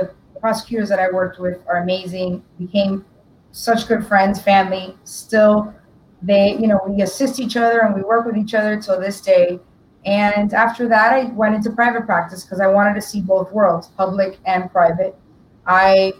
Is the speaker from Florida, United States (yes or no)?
yes; Miami, Florida, United States; also born or lived in Tampa, Florida / DeLand, Florida; born here in Miami from Cuban parents and born and raised